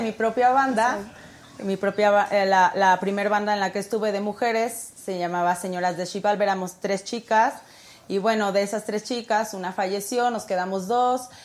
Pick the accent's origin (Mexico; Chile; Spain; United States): Mexico; Mexico City; soy del norte de la ciudad, um, Cuautepec, es Distrito Federal todavía